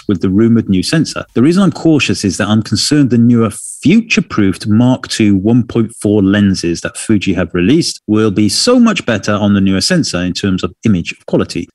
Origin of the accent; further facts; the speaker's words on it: United Kingdom; being British